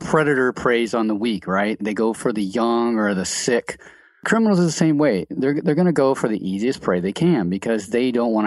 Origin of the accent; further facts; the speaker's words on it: Cincinnati, Ohio, United States; I'm from Cincinnati.